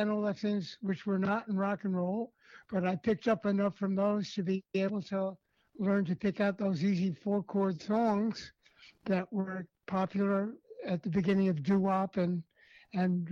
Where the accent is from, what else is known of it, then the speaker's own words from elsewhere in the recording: New York City, New York, United States; I was born and raised in New York City, where I still live today